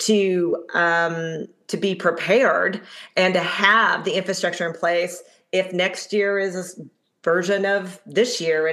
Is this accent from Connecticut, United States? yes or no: yes; Middletown, Connecticut, United States; moved away; I'm from Middletown, Connecticut